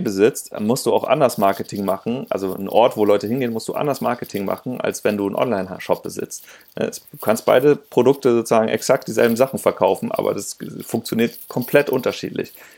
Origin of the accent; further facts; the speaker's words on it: Linz am Rhein, Rhineland-Palatinate, Germany; moved away as an adult; also born or lived in Hamburg; ich komme eigentlich aus dem Rheinland, ich bin da aus, aus Linz der Ecke, Linzer Rhein.